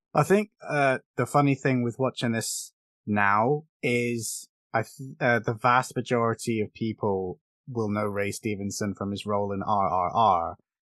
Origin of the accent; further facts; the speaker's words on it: England, United Kingdom; we're both English, we have different accents